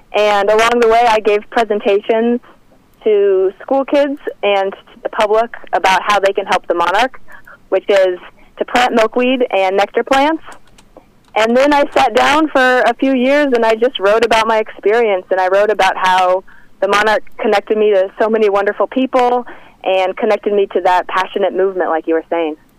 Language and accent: English; Kansas, United States; moved away; I'm actually from Kansas